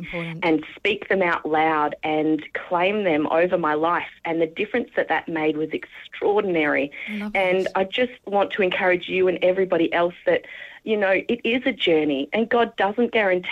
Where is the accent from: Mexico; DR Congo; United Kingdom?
United Kingdom; England; I'm English